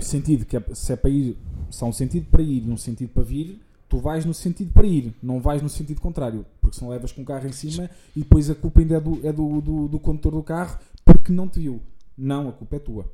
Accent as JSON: {"language": "Portuguese", "town": "Santarém", "region": "Santarém District", "country": "Portugal", "said": "de onde nós somos, de Santarém."}